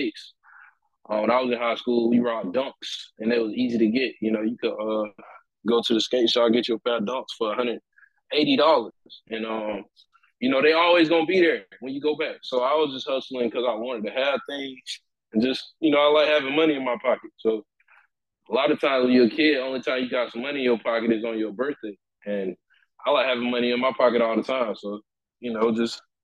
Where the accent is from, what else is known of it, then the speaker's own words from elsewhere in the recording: Perry, Georgia, United States; I'm from a small little country town in Georgia called Perry